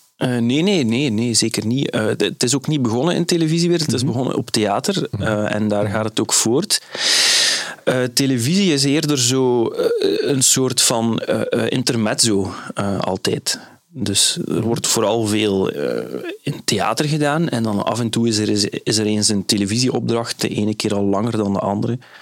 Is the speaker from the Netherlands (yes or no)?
no; Flanders, Belgium; Zoals Vlaming